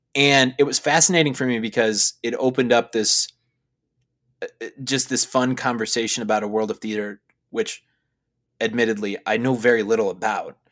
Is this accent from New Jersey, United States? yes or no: no; Chicago, Illinois, United States; I'm from Chicago. We have great theater here in Chicago